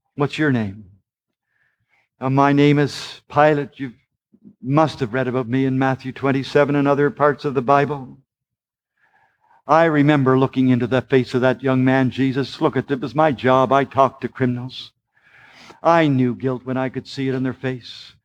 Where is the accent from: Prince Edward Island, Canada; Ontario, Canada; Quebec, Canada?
Prince Edward Island, Canada; Charlottetown; I am just from Prince Edward Island, Canada. It's only a small province, about a hundred and forty miles long, and there's only about a hundred and forty thousand people of us live there, and, uh, we lived in the poor section of Charlottetown